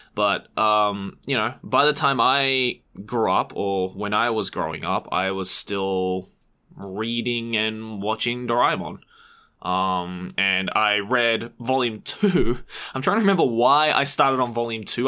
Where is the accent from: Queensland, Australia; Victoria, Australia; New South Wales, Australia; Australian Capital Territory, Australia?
New South Wales, Australia; Sydney; now in Japan; Japanese Australian kid from Sydney